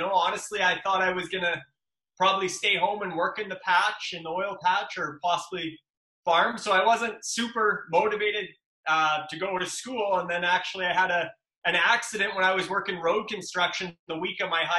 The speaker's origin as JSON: {"language": "English", "town": "Luseland", "region": "Saskatchewan", "country": "Canada", "tie": "born or raised there", "also_born_or_lived": "Lethbridge, Alberta", "said": "So I'm from a small town in the prairies in Saskatchewan. The town's called Looseland, Luseland. Population around 600, 650, something like that. So literally just a small farming town, and I grew up on a grain farm of about 1,500 acres of land we farmed."}